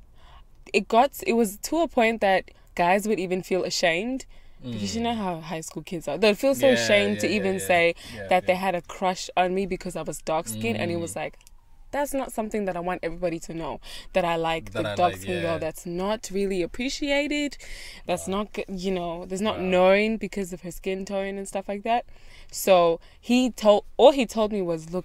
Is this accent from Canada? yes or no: no; South Africa; now in Australia; I grew up in South Africa